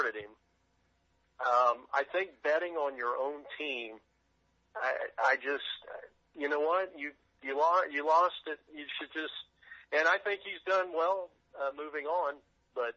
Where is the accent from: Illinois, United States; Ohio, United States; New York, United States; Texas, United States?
Ohio, United States; Greenville; I grew up in Greenville, Ohio